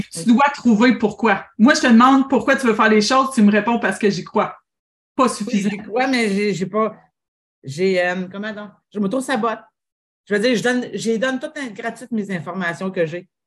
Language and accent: French; Drummondville, Quebec, Canada; je viens de Drummondville.